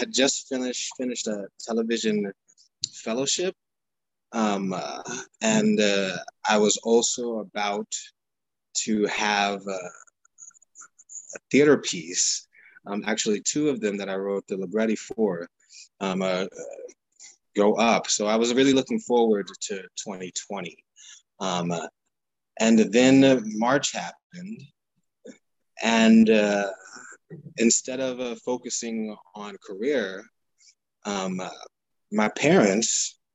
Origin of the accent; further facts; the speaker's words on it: New York City, New York, United States; also born or lived in Brooklyn, New York; I'm from the Bronx, and now I live in Brooklyn